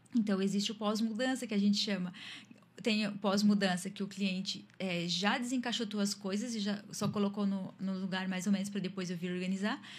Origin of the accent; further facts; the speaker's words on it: Tubarão, Santa Catarina, Brazil; also born or lived in Imbituba; moro em Tubarão, sou natural de Imbituba, mas moro em Tubarão já desde pequenininha. É a minha cidade